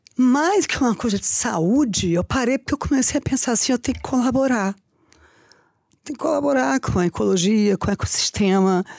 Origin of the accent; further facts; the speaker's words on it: Rio de Janeiro, Brazil; now in São Paulo, Brazil; eu nasci no Rio, então eu jogava vôlei frente à praia